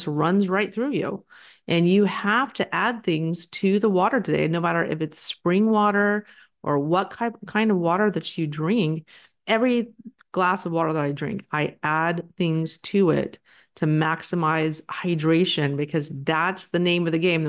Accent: Texas, United States; I'm from Texas

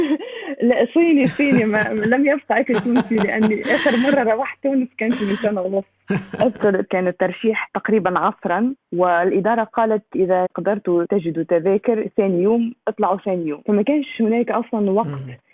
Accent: China; من مواليد الصين

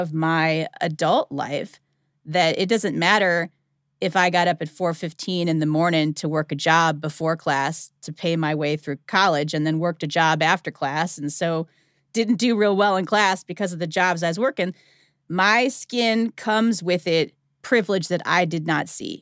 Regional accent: outside of Cleveland, Ohio, United States; moved away as an adult; also born or lived in the South (college); I grew up outside of Cleveland, Ohio

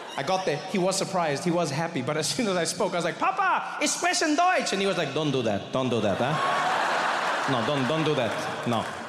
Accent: South Africa; I grew up in South Africa

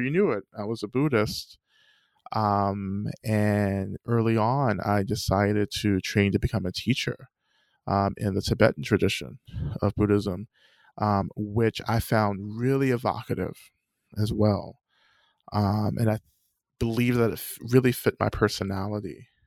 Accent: North Georgia, United States; I grew up in the South, in the American South, um, in North Georgia.

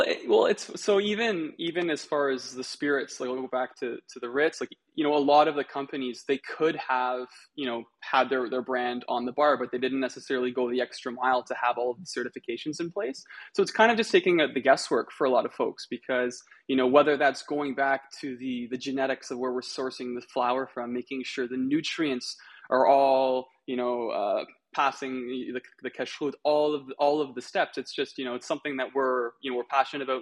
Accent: Canada; also born or lived in Israel; I was born in Canada

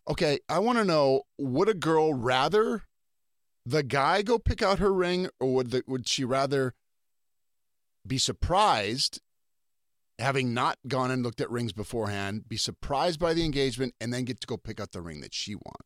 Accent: North Dakota, United States; we're both from North Dakota

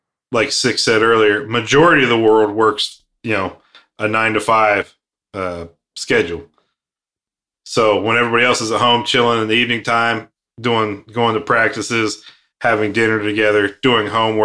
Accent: United States; I grew up here in the States

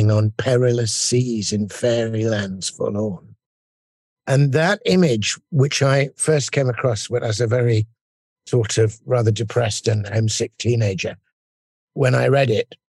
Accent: England, United Kingdom; as an Englishman listening to this in, you know, our rainy streets

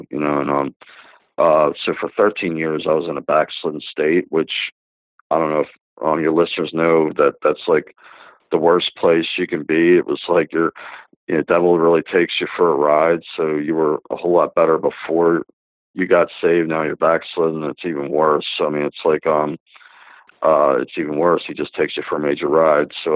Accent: Dundalk, Maryland, United States; I was born in 1966 in Baltimore, Maryland, a small town called Dundalk

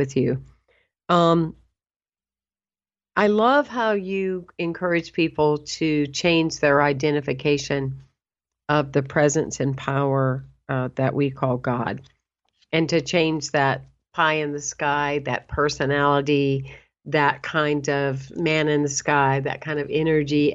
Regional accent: the South, United States; accent: Southern; I always say I'm bilingual, and meaning I speak English and Southern. So I hope you find humor in that. But anyway, I growing up in the South

